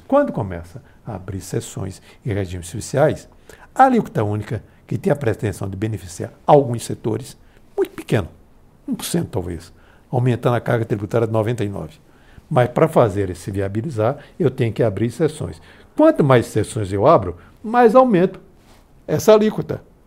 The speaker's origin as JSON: {"language": "Portuguese", "region": "Pernambuco", "country": "Brazil", "tie": "born or raised there", "moved": "yes", "said": "minha terra de Pernambuco"}